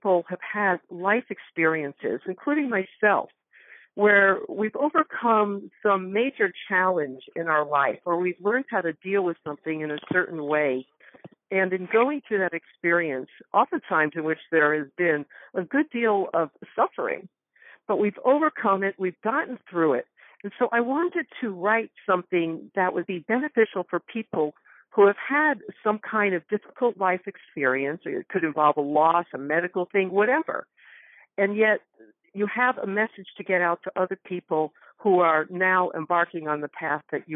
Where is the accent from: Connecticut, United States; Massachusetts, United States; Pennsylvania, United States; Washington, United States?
Connecticut, United States; Northwest; moved away; I grew up in Connecticut. In fact, I just came back from there 2 days ago, Northwest Connecticut.